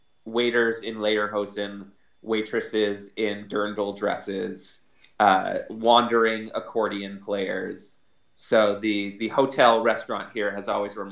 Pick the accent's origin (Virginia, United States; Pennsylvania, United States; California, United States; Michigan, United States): Michigan, United States; growing up in Michigan